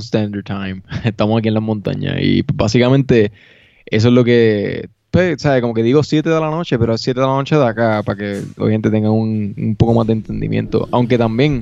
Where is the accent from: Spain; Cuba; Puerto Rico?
Puerto Rico; now in Denver, United States; soy puertorriqueño